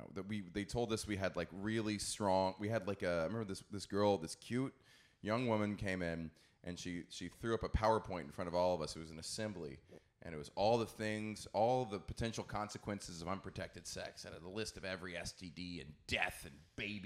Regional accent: Corpus Christi, Texas, United States; I grew up in Corpus Christi, which had the highest teen pregnancy rate in the country.

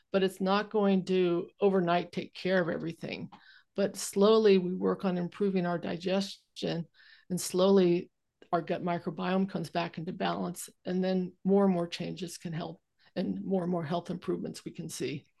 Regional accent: California, United States; now in Vancouver Island, Canada; I grew up in California

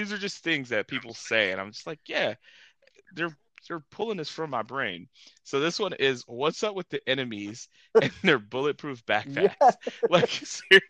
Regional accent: Ohio, United States; we're from Ohio

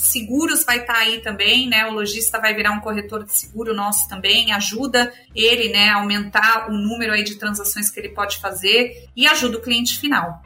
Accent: São Paulo, Brazil; moved away as an adult; also born or lived in Argentina / United States; sou aqui de São Paulo, é, mas morei muito tempo fora do país. Eu, quando era pequena morei na Argentina, depois fiz faculdade aqui em São Paulo

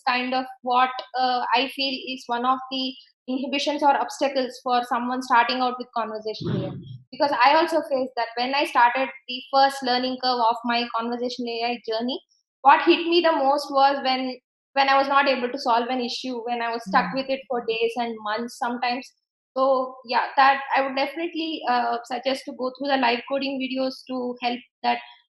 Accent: India; being an Indian

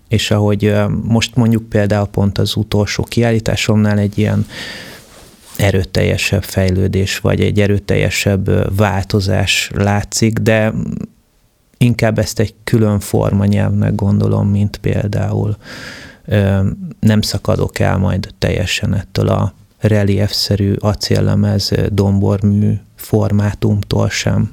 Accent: Budapest agglomeration, Hungary; az első generációs családok közé tartozok, akik, ö, az agglomerációba kiköltöztek. Tehát, hogy amikor mi mondjuk, ö, kiköltöztünk Budapestről

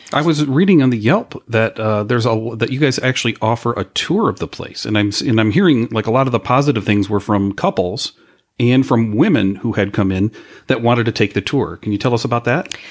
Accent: Chicago, Illinois, United States; we're from Chicago

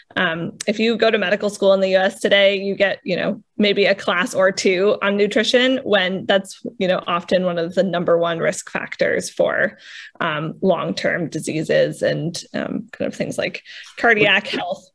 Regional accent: New England, United States; I feel like I'm from New England.

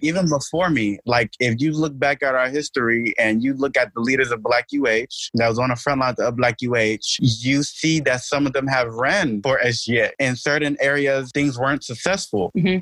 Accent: Nigeria; I'm Nigerian, so I joined African Student Union

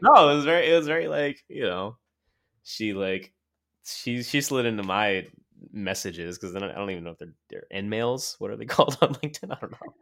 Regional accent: Montclair, New Jersey, United States; moved away as an adult; also born or lived in Crown Heights, Brooklyn; now in Brooklyn, New York, United States; I grew up in Montclair, New Jersey

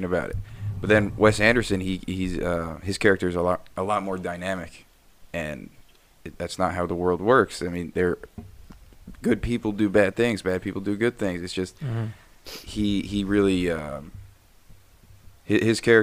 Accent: Jordan; I grew up in Jordan.

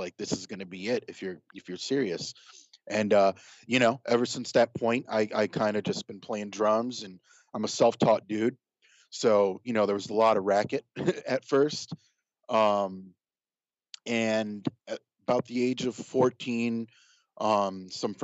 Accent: Rochester, New York, United States; now in Los Angeles, United States; I was born and raised in Rochester, New York

